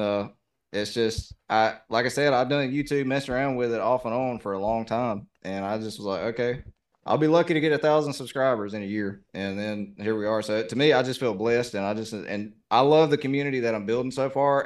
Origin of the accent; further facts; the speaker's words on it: the South, United States; accent: southern; my southern accent